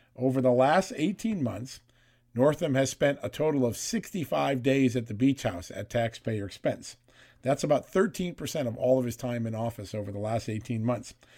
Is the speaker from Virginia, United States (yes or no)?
yes; Virginia, United States; the Commonwealth of Virginia, my home state